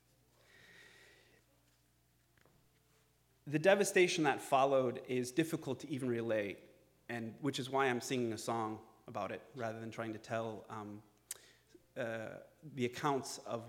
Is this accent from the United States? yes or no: yes; United States; we need to look into ourselves as Irish Americans and realize that our identity as Irish America is very much tied into An Gort Tamar, the Great Hunger, or in the district where I learned my Irish